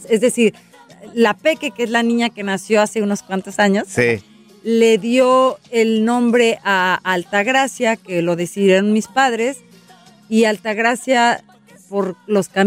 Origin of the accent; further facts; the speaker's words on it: Río Verde, San Luis Potosí, Mexico; Río Verde, mi pueblo